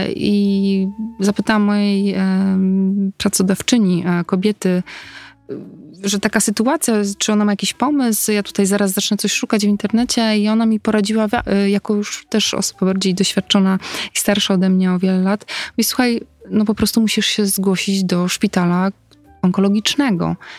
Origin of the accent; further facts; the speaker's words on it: Tricity, Pomeranian Voivodeship, Poland; ja wtedy mieszkam, w ogóle jestem z Trójmiasta, wtedy mieszkam w Gdańsku